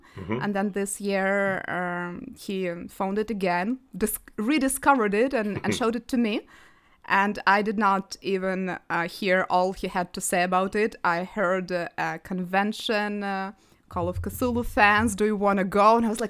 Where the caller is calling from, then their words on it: Kyiv, Ukraine; I'm joining from Kyiv, Ukraine.